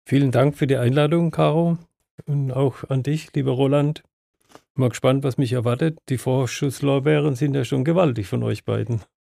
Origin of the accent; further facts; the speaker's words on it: Östringen, Baden-Württemberg, Germany; in dem Ort, wo ich geboren bin, in Östringen oder immer noch lebe